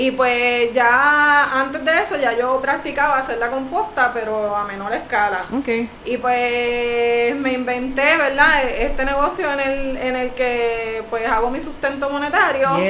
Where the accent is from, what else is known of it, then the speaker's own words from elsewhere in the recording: Puerto Rico; Y pues la mesita yo la tengo también como un modo de propuesta a lo que quiero como, boricua y, para mi isla.